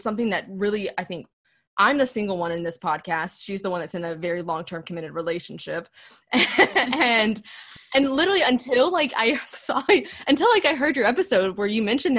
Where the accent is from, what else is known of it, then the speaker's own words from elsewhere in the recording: the South, United States; we grew up in the South